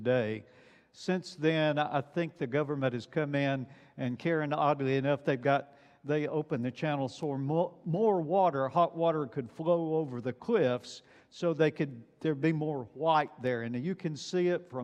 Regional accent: Alabama, United States; moved away; I grew up in Alabama

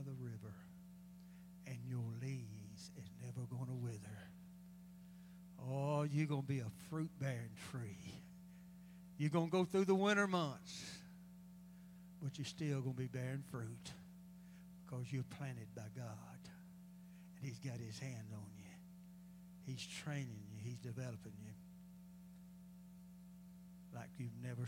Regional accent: United States; we as American people

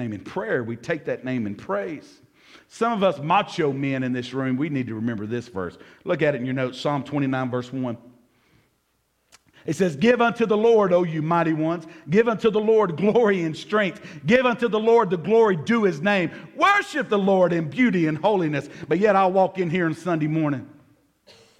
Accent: Jackson, United States; growing up in South Jackson, my mama used to send me to the store to buy her cigarettes.

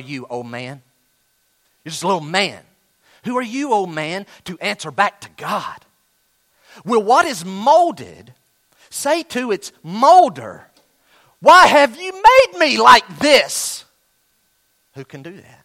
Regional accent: Western North Carolina, United States; I'm from Western North Carolina

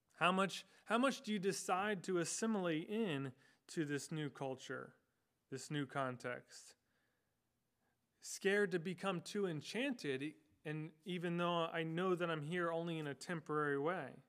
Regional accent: United States; I was born and I have lived in the United States, uh, this geographical location for my entire life

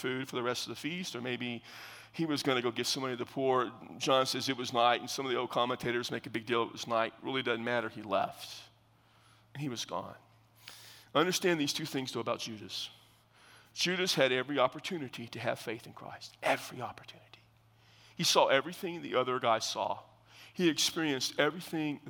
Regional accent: South Texas, United States; I am from South Texas, and my mama's mom was an unbelievable country cook

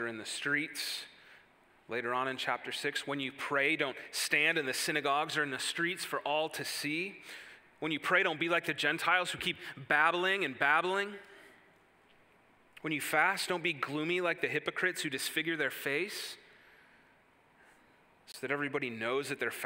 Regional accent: Wisconsin, United States; moved away as an adult; now in Indiana, United States; where I grew up in Wisconsin

